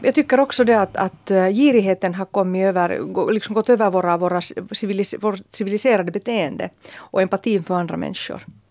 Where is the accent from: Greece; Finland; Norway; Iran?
Finland; Helsinki, Uusimaa; när jag var liten och bodde på Södra Hesperia-gatan så såg jag alltid de här stränga Töle-damerna